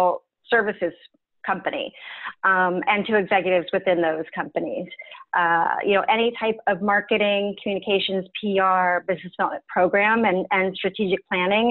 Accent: Southern California, United States; also born or lived in Boulder, Colorado; now in Northern California, United States; I am a California girl. I was born and raised in Southern, and now I reside in Northern California

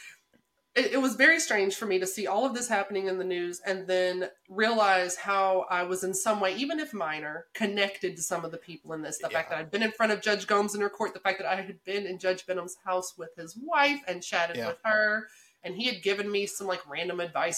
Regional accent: Memphis, Tennessee, United States; accent: southern; moved away; we're from Memphis, we're from Shelby County

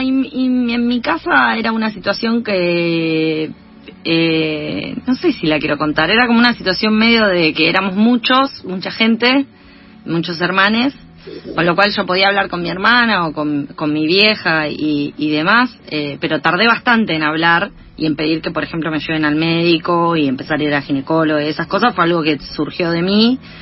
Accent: Junín, Buenos Aires Province, Argentina; somos las dos de Junín

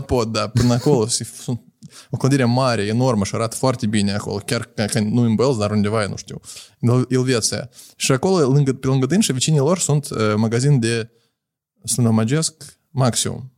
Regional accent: Moldova; noi suntem moldoveni

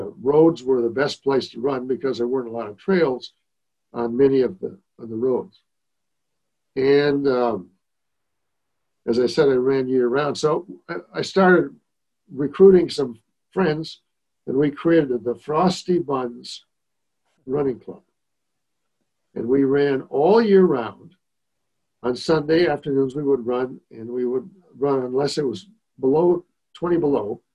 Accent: Rosemount, Minnesota, United States; I grew up in Rosemount, which at the time I grew up there was a very little town

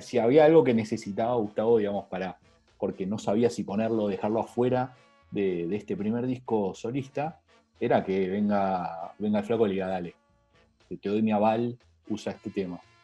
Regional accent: Argentina; necesitamos como argentinos

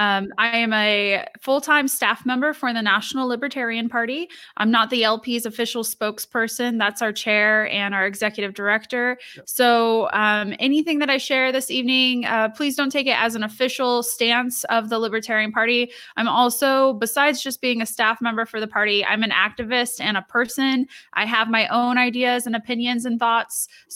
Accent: Lima, Ohio, United States; So I was born and raised in Northwestern Ohio, which is not too far from where you live.

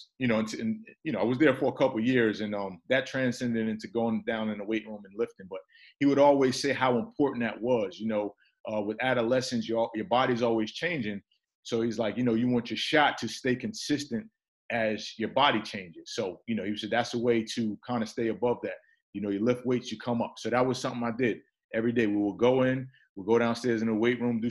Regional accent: Newark, New Jersey, United States; also born or lived in Irvington, New Jersey; I was born and raised in Newark, New Jersey, also Irvington, New Jersey

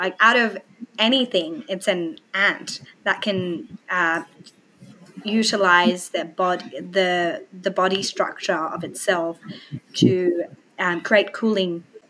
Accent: Australia; we're from Australia

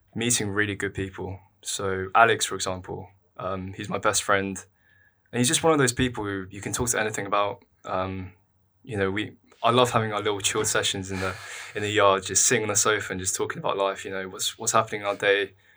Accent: London, United Kingdom; I'm from London. I've always lived in London

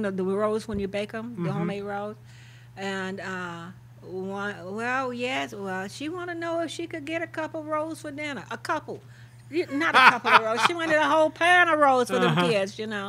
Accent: Hodges Park, Illinois, United States; I grew up in Hodges Park, Illinois, just north of Carroll, Tam

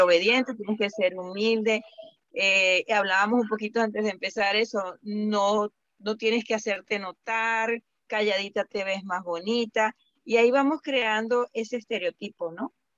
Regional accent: Venezuela; now in Indianapolis, United States; yo soy venezolana

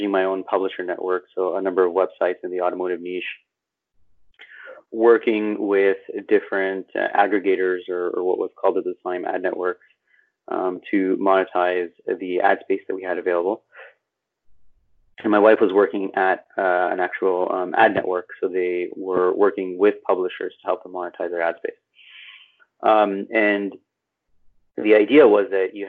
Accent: Montreal, Quebec, Canada; moved away as an adult; now in Toronto, Canada; I'm born and raised in Montreal. Spent most of my life there

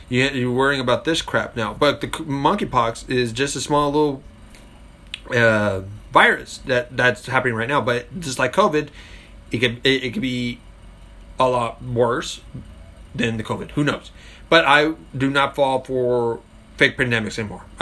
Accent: United Kingdom; But me, I'm a Brit, I'm a proud gun owner

